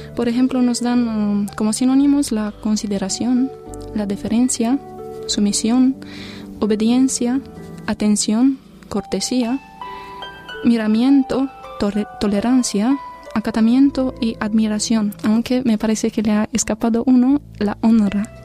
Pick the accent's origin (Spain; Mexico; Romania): Romania; Sighișoara, Mureș County; moved away; soy de Sigishuara